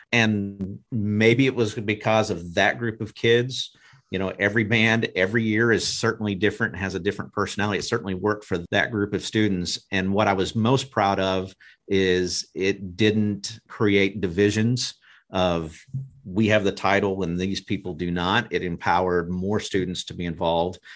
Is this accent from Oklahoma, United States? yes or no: yes; Broken Arrow, Oklahoma, United States; I grew up in Broken Arrow and was in the band